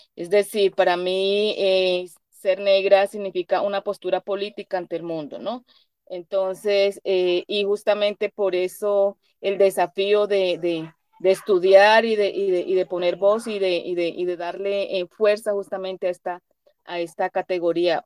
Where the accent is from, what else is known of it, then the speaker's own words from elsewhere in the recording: Cali, Valle del Cauca, Colombia; also born or lived in Chocó; yo soy de Cali, Colombia